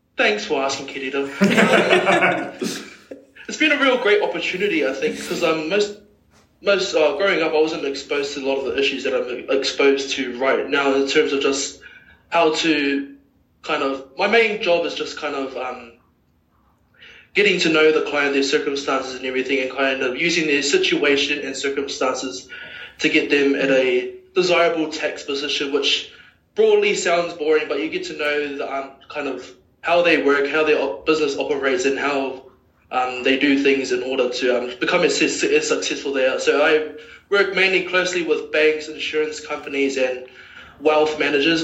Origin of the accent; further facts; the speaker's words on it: Auckland, New Zealand; I'm a proud Westie grew up in West Auckland my whole life